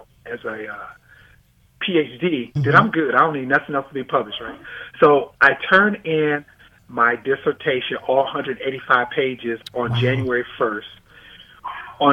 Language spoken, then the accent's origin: English; Fort Wayne, Indiana, United States; moved away as an adult; I grew up in Fort Wayne, Indiana